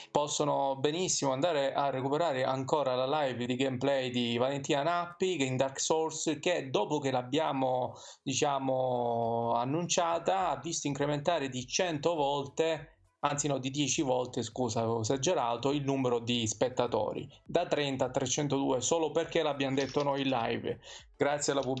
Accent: province of Messina, Sicily, Italy; Io della provincia di Messina, per ora.

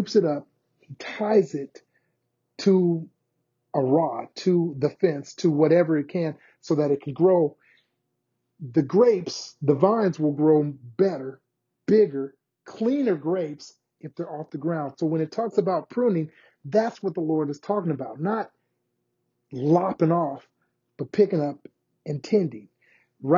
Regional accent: United States; we as Americans

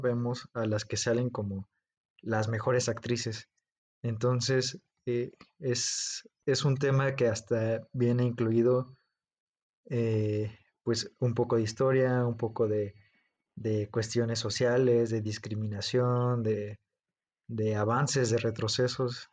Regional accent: Mexico; en nuestro, en nuestro país, en México

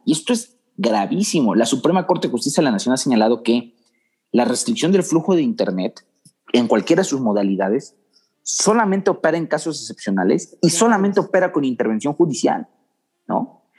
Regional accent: Mexico; como mexicanos

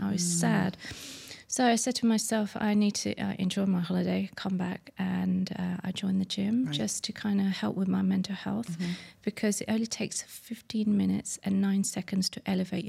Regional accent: London, United Kingdom; now in Dubai, United Arab Emirates; I'm from London and brunching wasn't a big thing when I was growing up

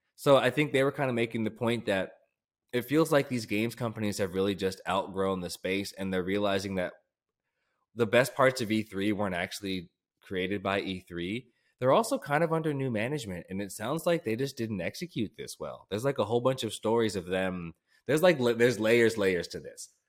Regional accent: United States; as an American

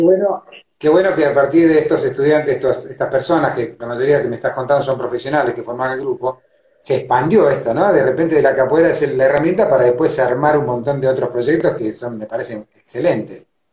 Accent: Argentina; yo soy argentino con una idiosincrasia

